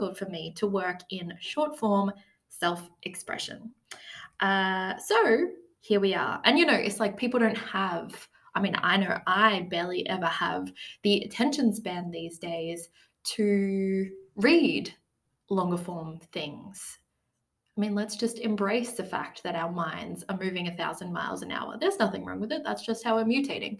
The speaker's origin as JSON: {"language": "English", "country": "Australia", "said": "5 months of travel all around Australia, which I was lucky enough to do to see my home country"}